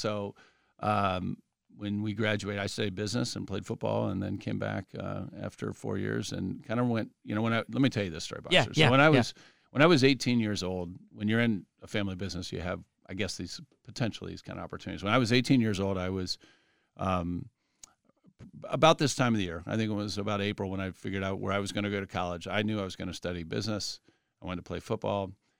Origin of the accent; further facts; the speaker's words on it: Columbus, Ohio, United States; So I grew up here in Upper Arlington, Columbus. So in Columbus, kind of born and bred, and like a lot of folks in Arlington, I didn't venture very far.